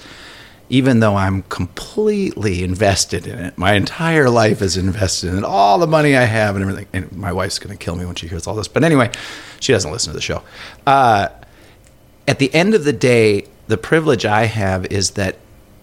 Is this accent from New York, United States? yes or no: no; Elk River, Minnesota, United States; my hometown of Elk River